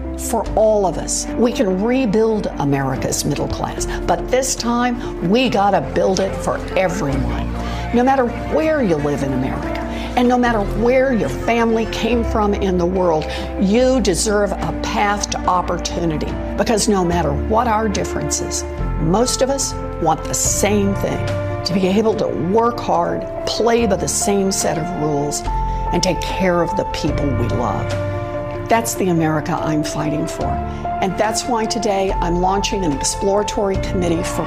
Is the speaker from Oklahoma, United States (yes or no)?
yes; Oklahoma, United States; Growing up in Oklahoma